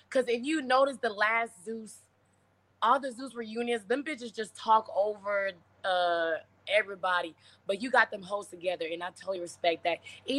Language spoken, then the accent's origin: English; Tennessee, United States; now in Tampa, United States; I'm from Tennessee, but I live in Florida now, you know what I'm saying? So I live in Tampa, actually.